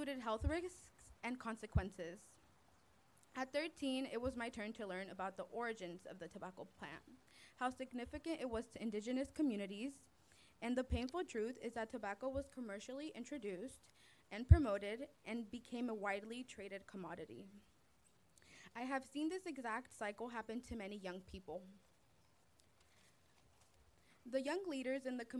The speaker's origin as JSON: {"language": "English", "area": "Bay Area", "region": "California", "country": "United States", "tie": "born or raised there", "said": "I was born and raised in the Bay Area"}